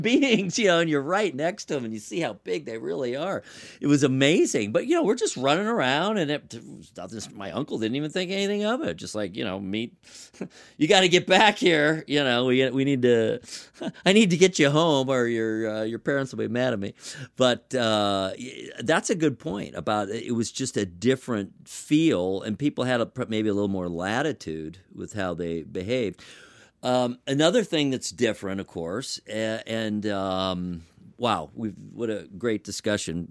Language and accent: English; Los Angeles, California, United States; moved away; I'm from Los Angeles originally